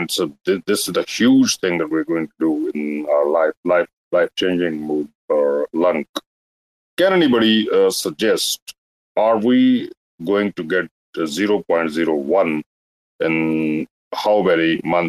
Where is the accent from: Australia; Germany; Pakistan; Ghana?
Pakistan; from Pakistan.